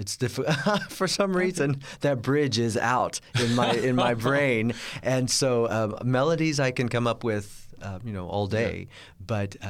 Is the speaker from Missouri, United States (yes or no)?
yes; Kansas City, Missouri, United States; born there; I was born in Kansas City, Missouri, in the Midwest.